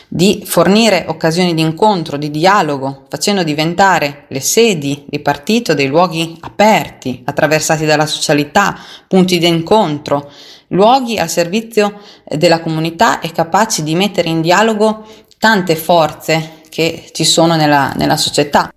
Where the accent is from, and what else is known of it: Marzabotto, Emilia-Romagna, Italy; born or raised there